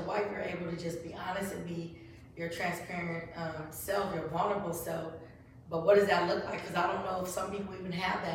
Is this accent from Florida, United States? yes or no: no; Bay Area, California, United States; My hometown